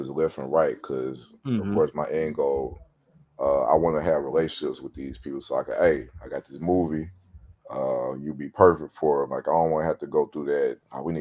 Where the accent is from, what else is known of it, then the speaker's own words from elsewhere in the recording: Pensacola, Florida, United States; I was born in Pensacola